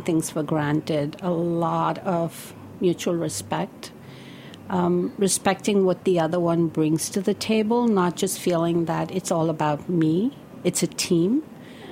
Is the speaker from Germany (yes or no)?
no; India; moved away as an adult; now in New York, United States; somebody that was growing up in India in this business